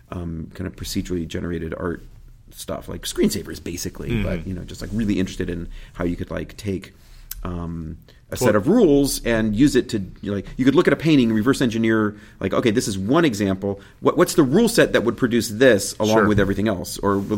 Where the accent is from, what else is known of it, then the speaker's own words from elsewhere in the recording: Kansas City, Missouri, United States; I grew up in Kansas City, Missouri, a beautiful neighborhood, very idyllic